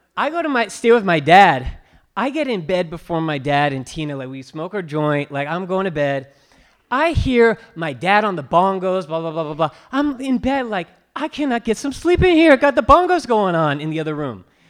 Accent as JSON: {"language": "English", "region": "California", "country": "United States", "tie": "born or raised there", "said": "when I was growing up in California"}